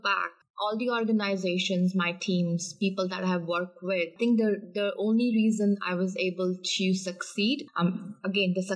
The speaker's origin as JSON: {"language": "English", "country": "India", "tie": "born or raised there", "moved": "as an adult", "lives_now": "Canada", "said": "I was born and brought up in India."}